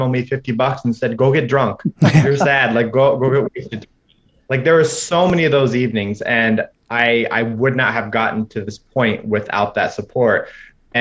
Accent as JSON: {"language": "English", "region": "Indiana", "country": "United States", "tie": "born or raised there", "moved": "as an adult", "said": "coming from small town Indiana, less than 10,000 people in my hometown"}